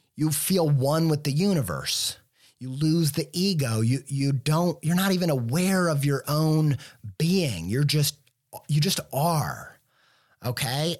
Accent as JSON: {"language": "English", "region": "Midwest", "country": "United States", "tie": "born or raised there", "said": "I grew up in the Midwest"}